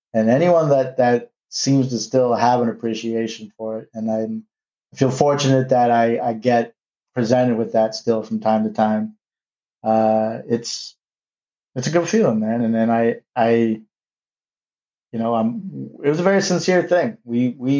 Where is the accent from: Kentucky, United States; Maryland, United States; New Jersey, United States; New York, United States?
New York, United States; New York City; we were from New York